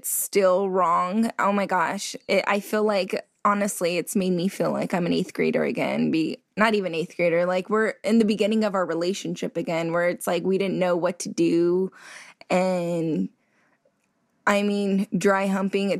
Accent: California, United States; I'm from California

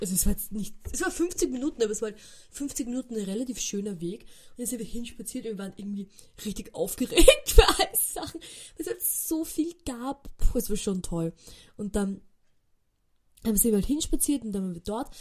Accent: Austria; wir reden Deutsch, wir sind aus Österreich

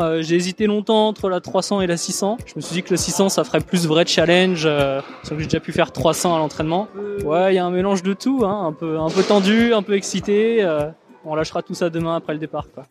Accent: Domont, Île-de-France, France; je viens de France, euh, une ville qui s'appelle Daumont en Ile-de-France

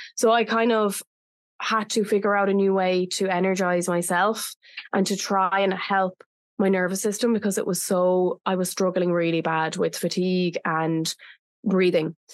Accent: Ireland; now in Bali, Indonesia; Bali is my home, but I'm originally from Ireland

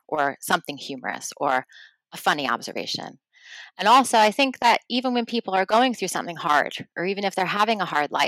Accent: New York, United States; moved away as an adult; now in United Kingdom; my hometown and to New Yorkers

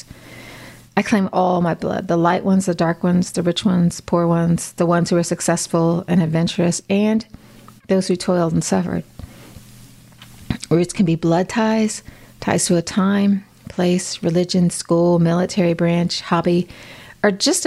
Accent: Midwest, United States; moved away; I grew up in the Midwest

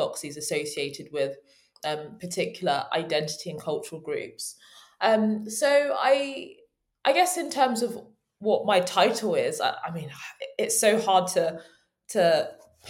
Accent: Kent, South East England, United Kingdom; also born or lived in London; I was born in London, but I actually grew up in Kent, the child of Nigerian immigrants in the UK

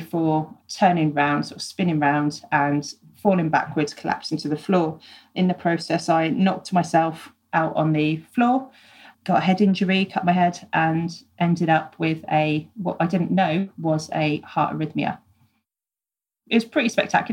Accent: Poole, South West England, United Kingdom; my hometown of Poole

